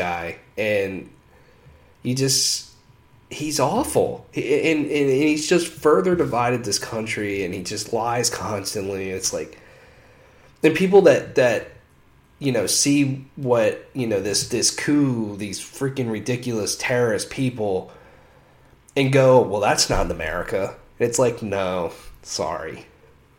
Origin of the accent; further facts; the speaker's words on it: United States; as an American